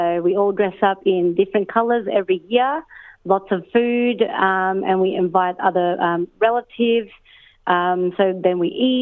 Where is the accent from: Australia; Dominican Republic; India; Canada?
Australia; also born or lived in Philippines; I grew up here in Australia